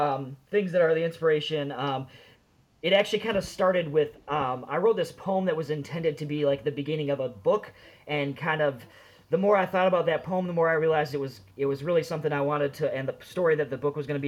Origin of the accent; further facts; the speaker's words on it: Minnesota, United States; now in Madison, United States; I'm actually also originally, I grew up in Minnesota